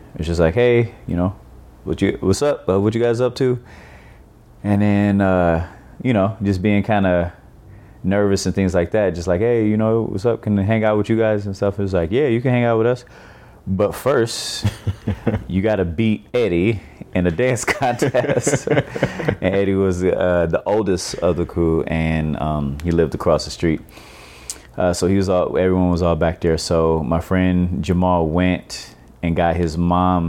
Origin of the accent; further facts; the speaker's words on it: Detroit, Michigan, United States; moved away as an adult; also born or lived in California; now in Oakland, United States; I grew up in Detroit, Michigan, and I've been living in Oakland, California for the past 16 years